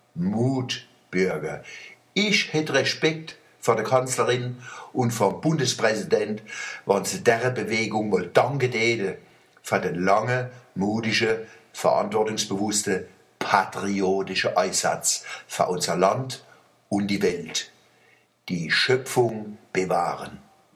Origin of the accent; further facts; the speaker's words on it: Germany; wir Deutsche